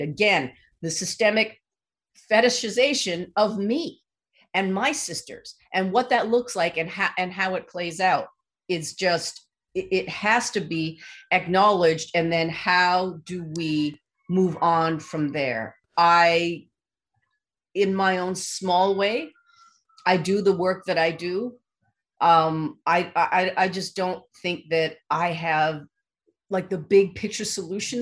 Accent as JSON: {"language": "English", "country": "Canada", "said": "I'm Asian Canadian"}